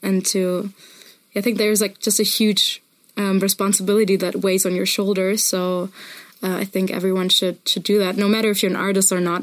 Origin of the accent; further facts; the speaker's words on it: Munich, Bavaria, Germany; I come from Munich.